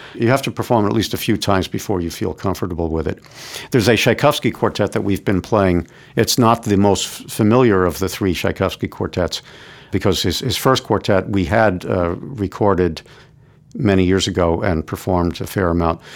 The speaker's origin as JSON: {"language": "English", "town": "New York City", "region": "New York", "country": "United States", "tie": "born or raised there", "also_born_or_lived": "Florida", "said": "I grew up in New York City. I've lived here my whole life"}